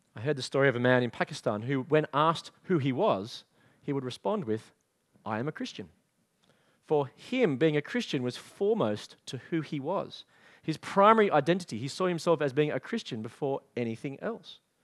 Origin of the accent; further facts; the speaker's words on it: Australia; also born or lived in England; I was an Australian living in England